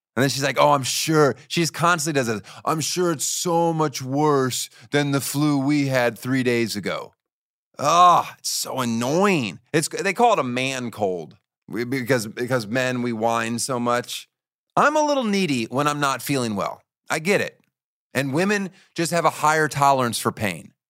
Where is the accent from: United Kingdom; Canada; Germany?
Germany; Boppard, Rhineland-Palatinate; moved away; I was born in Germany